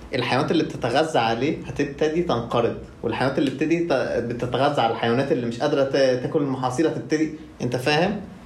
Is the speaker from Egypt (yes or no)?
yes; Egypt; إحنا كلنا كمصريين